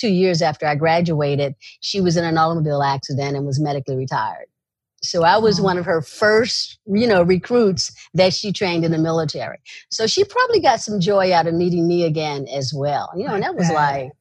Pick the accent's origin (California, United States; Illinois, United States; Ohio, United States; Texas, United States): Illinois, United States; East St. Louis; moved away as an adult; I came from East St. Louis, Illinois, so I came from an environment where you're literally street savvy